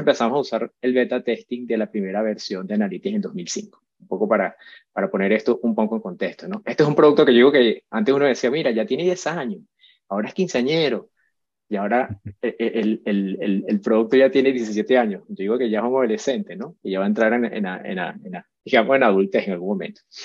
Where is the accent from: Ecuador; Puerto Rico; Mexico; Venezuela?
Venezuela; also born or lived in Madrid, Spain; soy venezolano, primero que nada, nací en Madrid